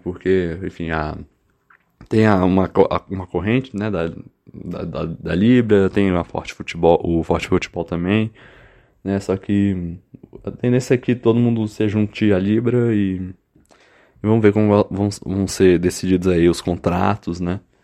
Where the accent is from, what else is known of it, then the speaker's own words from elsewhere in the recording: Brazil; nós como brasileiros